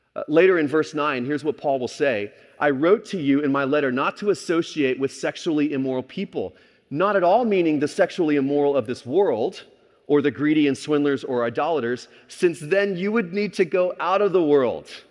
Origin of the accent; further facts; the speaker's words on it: Texas, United States; moved away as an adult; also born or lived in California; growing up in Texas